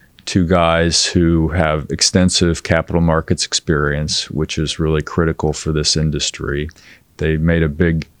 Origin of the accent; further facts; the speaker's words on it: North Texas, United States; also born or lived in Connecticut / China / Hong Kong; now in Perth, Australia; I moved to Texas when I was young. In fact, I grew up on top of the Barnett Shale